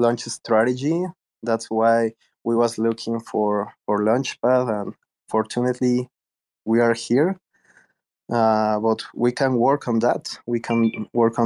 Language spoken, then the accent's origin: English; Mexico City, Mexico; also born or lived in Austin / Toronto; I am in Mexico City. I am from Mexico. I am Mexican. I used to live in Austin, in Toronto too, but now I am based on Mexico City